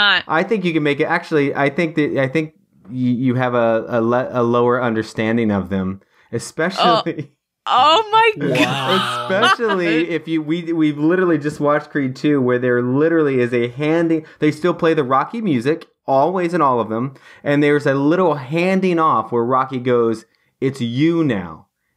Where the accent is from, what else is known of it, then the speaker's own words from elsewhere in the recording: England, United Kingdom; I'm sorry, I'm English.